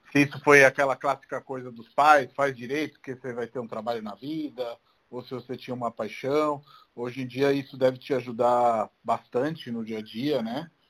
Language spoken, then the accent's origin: Portuguese; Santos, São Paulo, Brazil; born or raised there